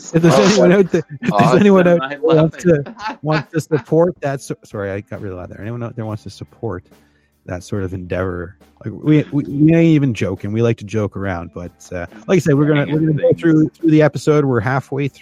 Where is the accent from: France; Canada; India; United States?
Canada; I'm first generation Canadian